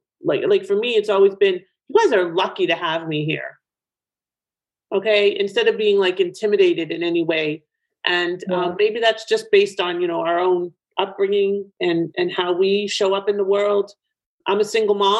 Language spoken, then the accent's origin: English; Toronto, Ontario, Canada; now in Boca Raton, United States; in Toronto, which is my hometown